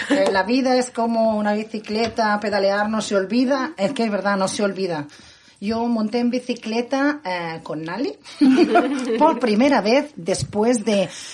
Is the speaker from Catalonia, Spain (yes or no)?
yes; Barcelona, Catalonia, Spain; moved away; Soy la barcelonesa más guiri de la ciudad